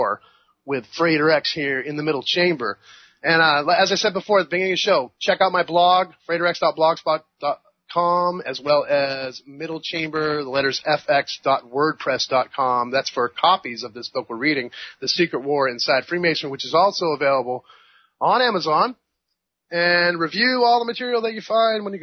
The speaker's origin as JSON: {"language": "English", "region": "New England", "country": "United States", "tie": "born or raised there", "said": "the New England landscape of my birth"}